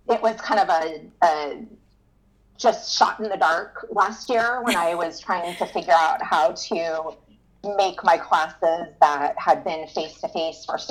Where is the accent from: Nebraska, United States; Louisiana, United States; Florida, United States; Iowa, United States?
Florida, United States; I'm from Florida. I've been here my whole entire life